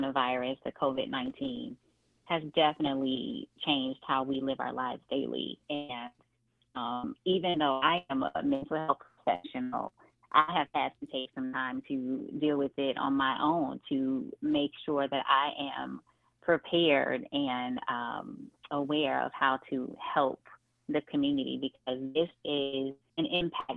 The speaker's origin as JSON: {"language": "English", "town": "Chicago", "region": "Illinois", "country": "United States", "tie": "born or raised there", "also_born_or_lived": "California", "said": "born in California, raised in Chicago"}